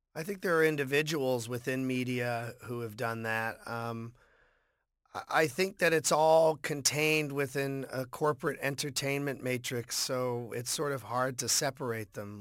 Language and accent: English; Boston, Massachusetts, United States; growing up in Boston